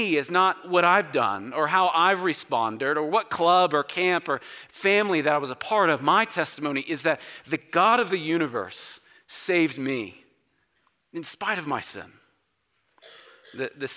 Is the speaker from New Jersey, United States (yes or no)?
no; Oklahoma, United States; So I grew up in Oklahoma, spent all of my life there